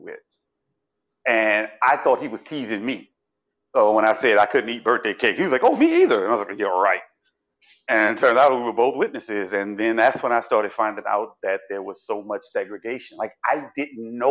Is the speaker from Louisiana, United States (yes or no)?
yes; New Orleans, Louisiana, United States; now in Miami Beach, United States; I'm from New Orleans.